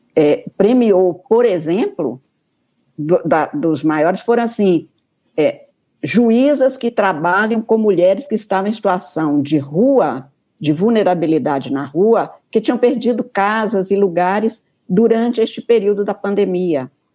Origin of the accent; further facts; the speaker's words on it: north of Minas Gerais, Brazil; eu sou do norte de Minas